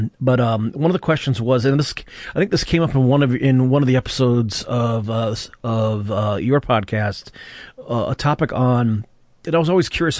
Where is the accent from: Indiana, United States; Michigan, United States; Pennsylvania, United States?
Michigan, United States; Flint; the Flint War Council that happened in my hometown in December 1969